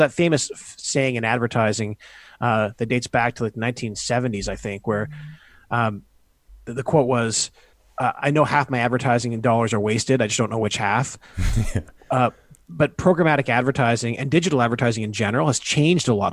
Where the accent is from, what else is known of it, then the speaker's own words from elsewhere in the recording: Canada; also born or lived in United States; I grew up in Canada